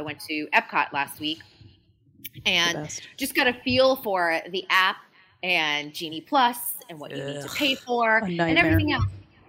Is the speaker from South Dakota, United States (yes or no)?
no; Massachusetts, United States; because I grew up in Massachusetts. We went down to Disney almost once a year, at least for a week's vacation, because it was really affordable at the time.